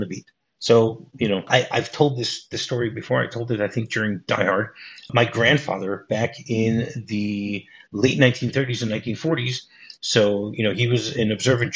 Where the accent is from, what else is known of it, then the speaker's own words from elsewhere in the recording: New Jersey, United States; you and I were both born in New Jersey